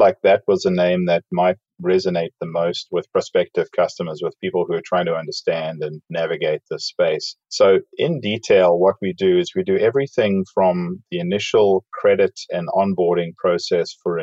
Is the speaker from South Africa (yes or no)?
yes; South Africa; moved away as an adult; also born or lived in Dallas, United States; now in Overland Park, United States; I grew up in South Africa.